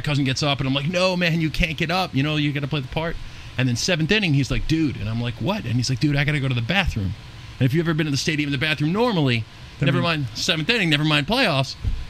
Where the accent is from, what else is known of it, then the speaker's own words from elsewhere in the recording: Long Island, New York, United States; where I grew up in Long Island